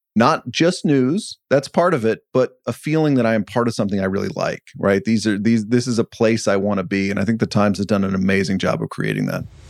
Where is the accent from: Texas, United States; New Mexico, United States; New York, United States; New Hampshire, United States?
Texas, United States; Dallas; moved away; I grew up in Dallas-Fort Worth